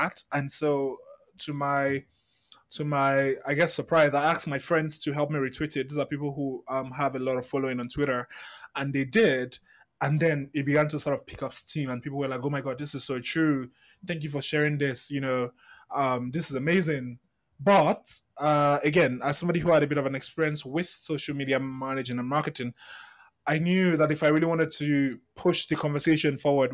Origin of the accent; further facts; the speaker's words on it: Lagos, Nigeria; I grew up in Festac Town, which is very secluded from the rest of Lagos.